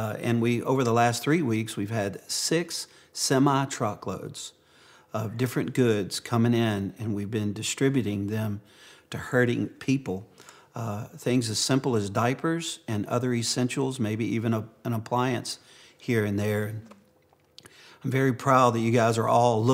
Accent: Cajun, Louisiana, United States; being a Cajun

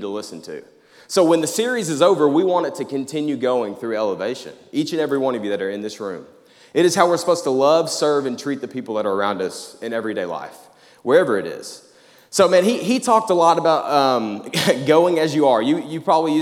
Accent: Jacksonville, Arkansas, United States; moved away as an adult; now in Conway, United States; I'm from Jacksonville, Arkansas

